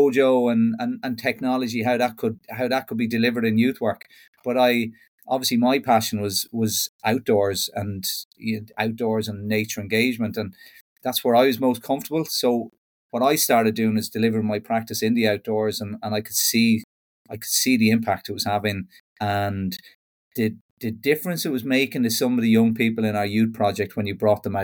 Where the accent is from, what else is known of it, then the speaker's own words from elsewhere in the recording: Kells, Leinster, Ireland; moved away as an adult; now in West of Ireland, Ireland; I'm originally from Kells in Meath and relocated over to the west of Ireland a little bit over 15 years ago